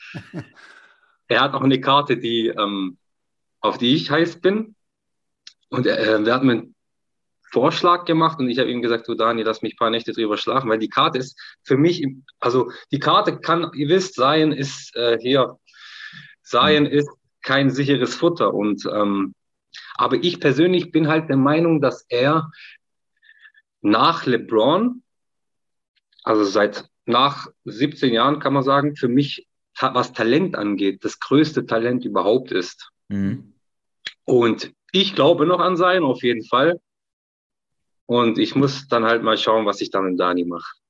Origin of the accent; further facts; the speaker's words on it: Turkey; als Türke